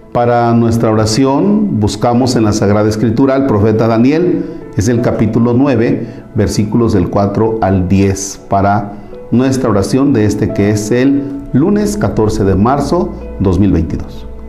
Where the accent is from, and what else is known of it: Mexico